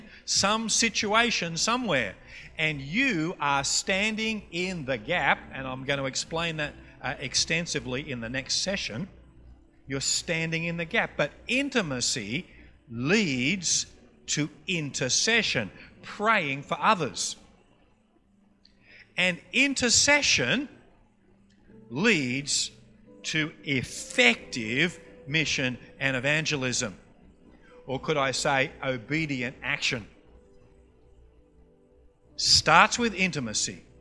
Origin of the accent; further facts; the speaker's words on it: Queensland, Australia; accent: Queensland; also born or lived in Townsville, Queensland; We're from Queensland, and we say g'day to everybody up there